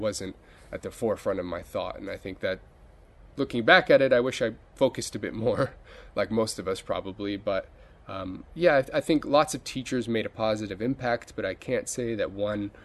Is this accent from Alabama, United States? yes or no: no; near Los Angeles, Southern California, United States; moved away as an adult; I guess I was lucky enough to go to a really good school district in Southern California. Not inside, I was near the LA area, but not in Los Angeles itself, and in a suburb